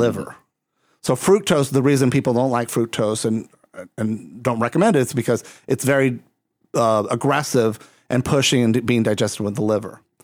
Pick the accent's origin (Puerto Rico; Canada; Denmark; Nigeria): Puerto Rico; I'm coming from Puerto Rico